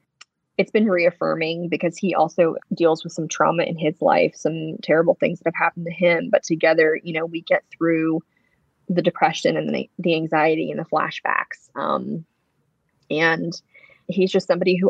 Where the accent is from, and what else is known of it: Wilmington, North Carolina, United States; born or raised there